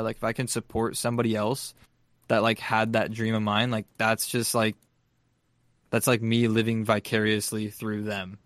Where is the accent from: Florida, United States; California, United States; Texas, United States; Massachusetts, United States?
California, United States; San Diego; I'm from San Diego